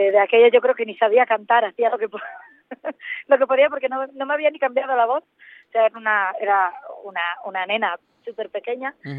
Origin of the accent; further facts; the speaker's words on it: Asturias, Spain; moved away as an adult; now in Madrid, Spain; Asturias en mi tierra, eh, eh, la que nací y la que tanto quiero y echo de menos